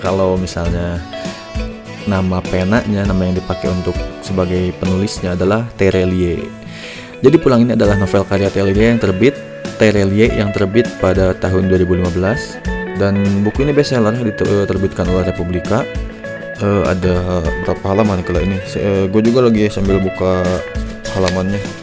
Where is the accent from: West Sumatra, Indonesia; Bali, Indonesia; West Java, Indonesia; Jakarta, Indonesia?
West Java, Indonesia; Lembang; gue orang Lembang